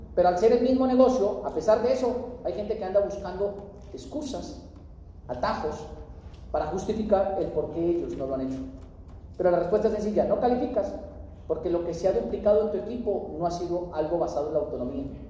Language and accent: Spanish; Colombia; soy de Colombia, soy de Colombia, estoy conociendo